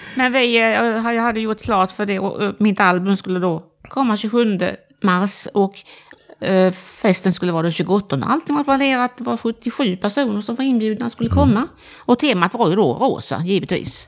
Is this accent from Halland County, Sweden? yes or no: yes; Halmstad, Halland County, Sweden; now in Växjö, Sweden; jag är från Stening i Halmstad. Eller utanför Halmstad